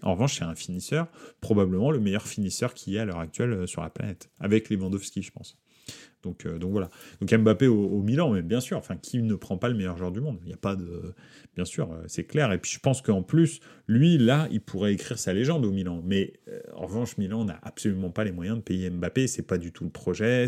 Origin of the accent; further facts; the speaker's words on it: France; je suis français